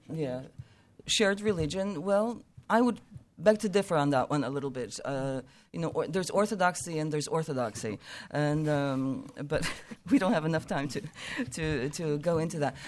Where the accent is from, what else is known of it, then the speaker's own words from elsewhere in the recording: United States; we're American